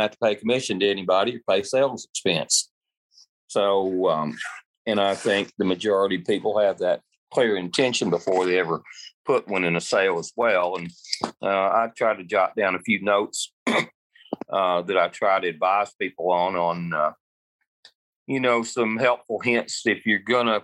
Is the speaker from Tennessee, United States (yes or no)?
yes; Middle Tennessee, United States; I'm from Middle Tennessee originally, and now I like to joke I live in everybody else's house because I stay on the road quite a bit.